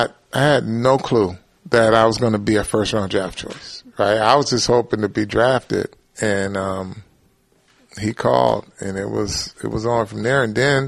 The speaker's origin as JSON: {"language": "English", "town": "Flint", "region": "Michigan", "country": "United States", "tie": "born or raised there", "moved": "yes", "said": "I'm from Flint."}